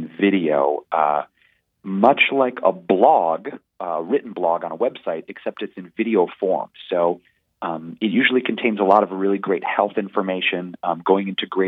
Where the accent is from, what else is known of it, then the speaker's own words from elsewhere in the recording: Detroit, Michigan, United States; In the 90s, growing up in Detroit, Michigan, it was a little hard